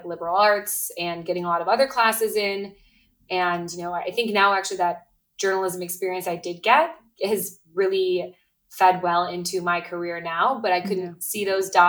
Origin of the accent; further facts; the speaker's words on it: Midwest, United States; now in Brooklyn, United States; I grew up in the Midwest